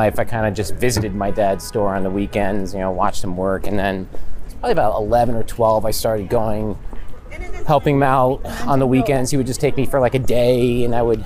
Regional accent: Catskill, New York, United States; I was born in Catskill, New York

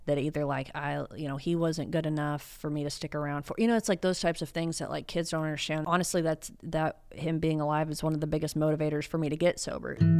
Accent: Dallas, Texas, United States; also born or lived in Austin; I'm from North Dallas

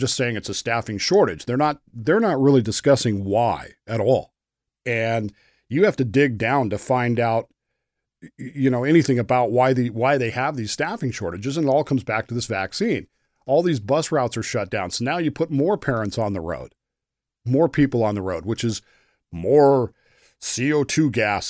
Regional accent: Utah, United States; I grew up in Utah in the late 70s.

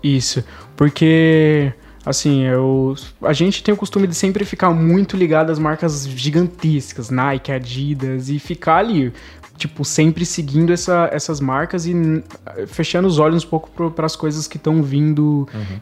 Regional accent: Brazil; a gente é brasileiro, a gente vive no, basicamente no país do futebol

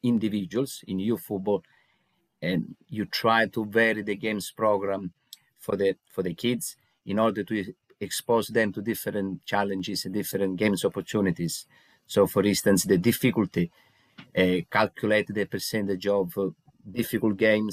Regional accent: Italy; moved away as an adult; now in England, United Kingdom; I'm originally from Italy, so I started my coaching journey when I was in Italy about 16 years ago. And 10 years ago, I decided to move to England

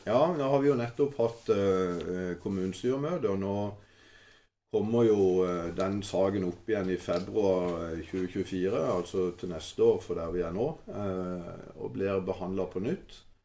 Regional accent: Kristiansand, Agder, Norway; also born or lived in Åseral; now in Mandal, Norway; jeg er jo opprinnelig fra Kristiansand. Jeg eh, var noen år oppe i Åsral før jeg kom ned til Mandal

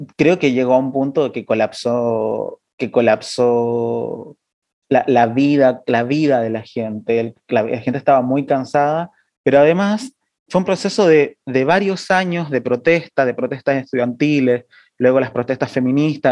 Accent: Chile; now in Argentina; yo soy chileno, pero, pero vivo acá en Argentina

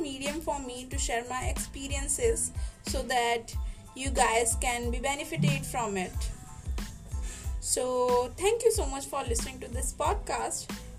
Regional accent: Madhya Pradesh, India; I am a student and I am from Madhya Pradesh.

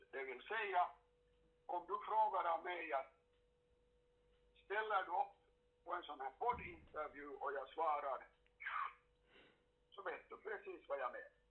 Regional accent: Karis, Uusimaa, Finland; Jag kommer ju själv från Karis, eller kommer och kommer, men, men gick i skola där.

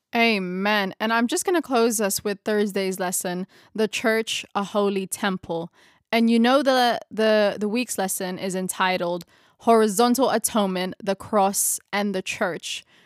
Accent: Philippines; first language Tagalog; English is a second language; my mother tongue is Tagalog, it's Filipino

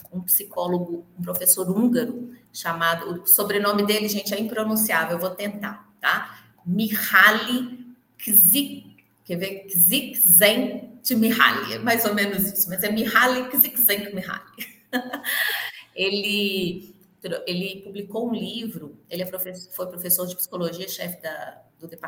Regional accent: Minas Gerais, Brazil; born there; also born or lived in Belo Horizonte; Estou muito longe de BH, não, estou a 110 quilômetros, mas eu moro no interior. Nasci aqui, morei muitos anos em BH e estou aqui de novo.

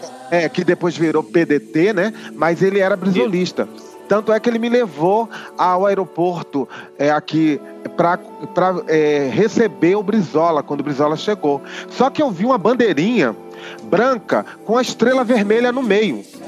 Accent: Itabuna, Bahia, Brazil; sou baiano, né? De Itabuna, é, né, negro e nordestino

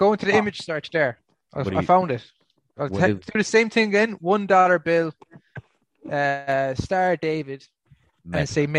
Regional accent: Ireland; accent: Irish; I'm from the Republic of Ireland. It's a different country.

